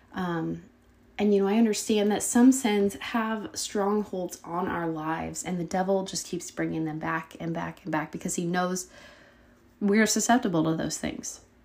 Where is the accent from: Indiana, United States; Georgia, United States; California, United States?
Indiana, United States; Brazil; we both came from the little town of Brazil, Indiana